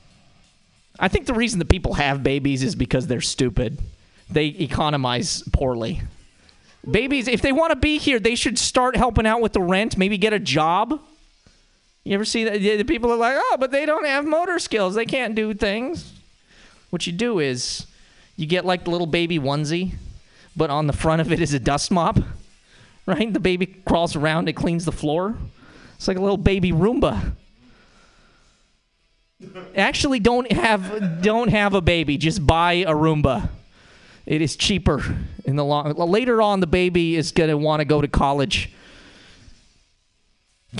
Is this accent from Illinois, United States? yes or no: no; Montana, United States; now in San Francisco, United States; The way that I know I'm from Montana is that I have an accent